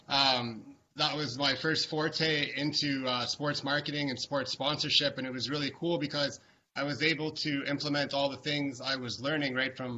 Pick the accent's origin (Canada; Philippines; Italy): Canada; Ottawa, Ontario; I grew up in Ottawa